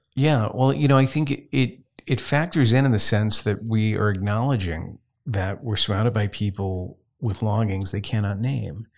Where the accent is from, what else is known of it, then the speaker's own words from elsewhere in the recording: Southwest Louisiana, United States; I grew up in Southwest Louisiana where Roman Catholicism is the norm.